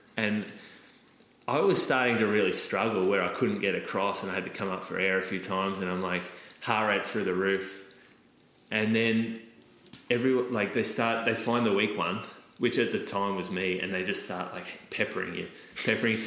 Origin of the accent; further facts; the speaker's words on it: Australia; I'm an Australian at a school with zero other Australians